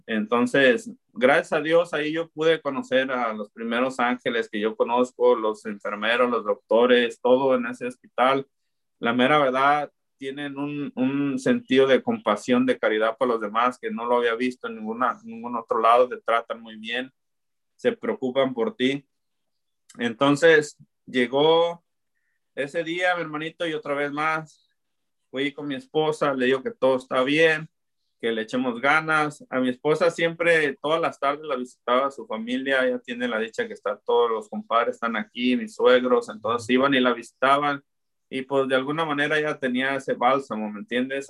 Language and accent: Spanish; Zapopan, Jalisco, Mexico; moved away as an adult; also born or lived in Guadalajara, Jalisco / Olympia, Washington; now in Lacey, United States; soy originario de Guadalajara, pero yo crecí en Zapopan